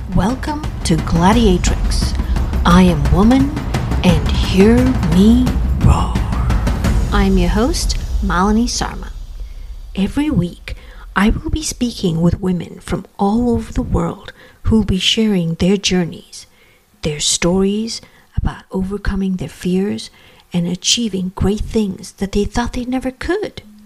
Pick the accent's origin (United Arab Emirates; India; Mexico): India; now in United States; Being an Indian immigrant and having lived in India um, until I moved to the United States